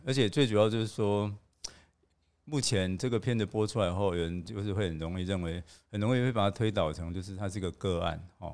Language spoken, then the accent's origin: Chinese; Taiwan; 作为台湾人